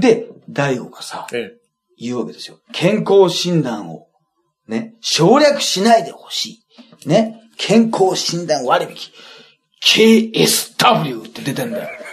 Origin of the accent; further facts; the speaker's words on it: Japan; 舞鶴って結構うちの地元の方に割と近い